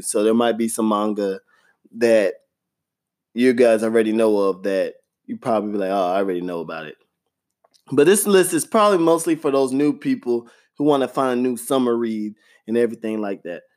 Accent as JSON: {"language": "English", "region": "Florida", "country": "United States", "tie": "born or raised there", "said": "growing up in Florida, gosh, those summer heats are ridiculous"}